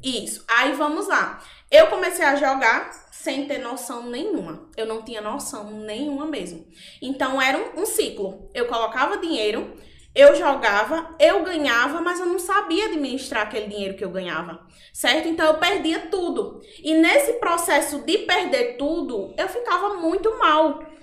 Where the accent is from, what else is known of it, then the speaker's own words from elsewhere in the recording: Macau, Rio Grande do Norte, Brazil; accent: nordestino; also born or lived in Natal, Rio Grande do Norte; Eu sou natural de Natal, porém eu vim morar em Macau quando eu fiz meus 10 anos